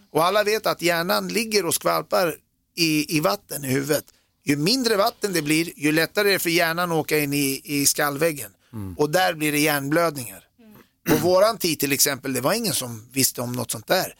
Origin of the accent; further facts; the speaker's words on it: Sweden; moved away as an adult; also born or lived in United States / Germany; jag är född i Sverige